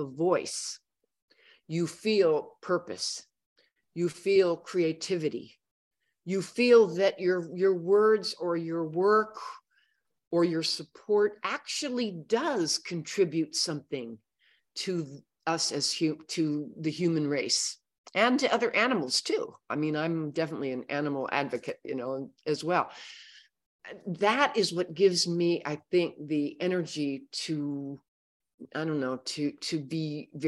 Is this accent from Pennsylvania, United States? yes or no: no; Oakland, California, United States; moved away; I was born in Oakland, California.